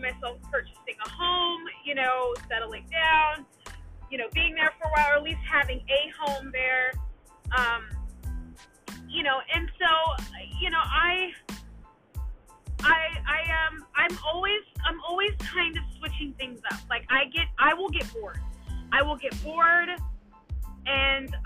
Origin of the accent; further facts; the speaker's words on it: Dallas, Texas, United States; moved away as an adult; also born or lived in Washington, DC area / New Jersey; I grew up in Dallas, Texas, but you know, in 2010 moved to the DC, Maryland, Virginia area